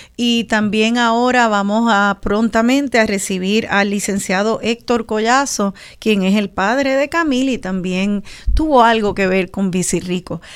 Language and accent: Spanish; Puerto Rico; somos las boricuas y los boricuas